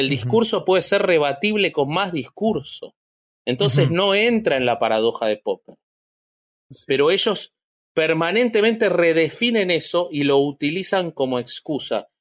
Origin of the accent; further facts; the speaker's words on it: Argentina; yo siendo de la Argentina